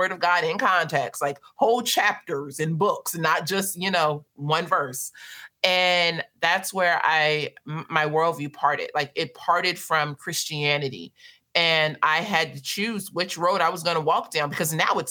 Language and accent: English; Los Angeles, California, United States; moved away as an adult; also born or lived in South Africa; I was born and raised in South Central Los Angeles